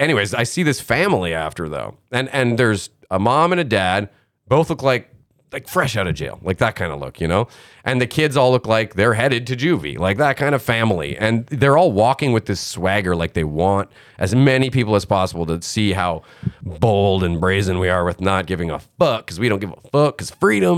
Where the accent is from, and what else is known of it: Canada